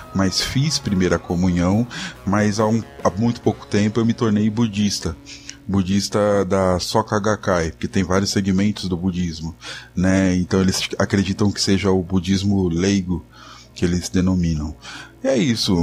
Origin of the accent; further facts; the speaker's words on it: São Paulo, Brazil; sou de São Paulo